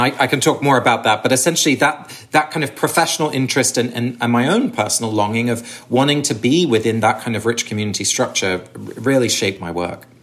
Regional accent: Sussex, South East England, United Kingdom; I grew up in England. I was born and raised in Sussex, but my parents are both Dutch

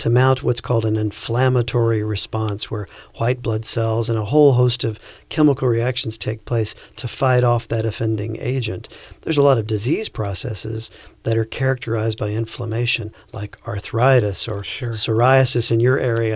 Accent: the South, United States; moved away as an adult; also born or lived in Florida / Virginia; now in Fort Wayne, United States; I grew up in the South with fire ants.

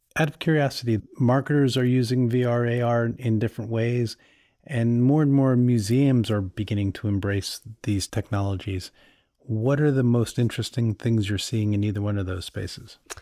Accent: New York City, New York, United States; As a New Yorker

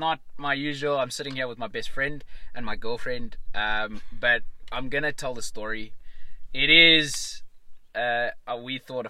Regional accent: Johannesburg, Gauteng, South Africa; I'm like, no, I'm from Johannesburg.

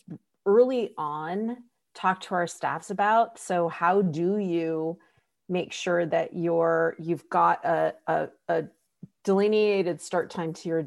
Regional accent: Columbus, Ohio, United States; I'm actually from Columbus

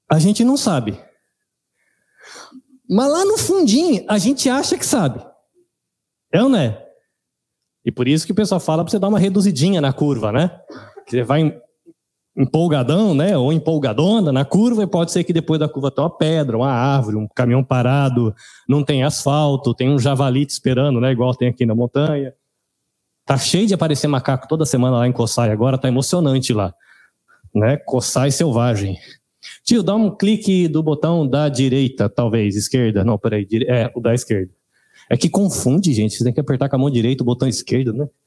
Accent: São Paulo, Brazil; born there; Nasci em São Paulo

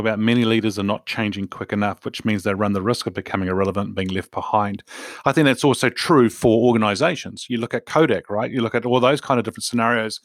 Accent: New Zealand; I'm a Kiwi

